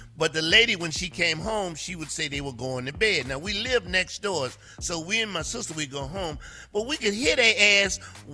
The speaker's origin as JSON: {"language": "English", "region": "the South", "country": "United States", "said": "I'm from the South, so we do it a little different"}